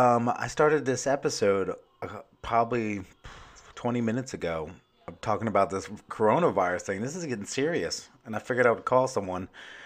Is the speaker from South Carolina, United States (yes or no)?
yes; Myrtle Beach, South Carolina, United States; It didn't really affect where I live, my hometown here in Myrtle Beach, South Carolina, until, like, recently.